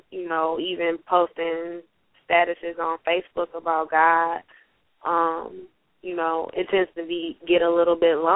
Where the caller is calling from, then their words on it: Detroit, Michigan, United States; I'm calling from Detroit, Michigan.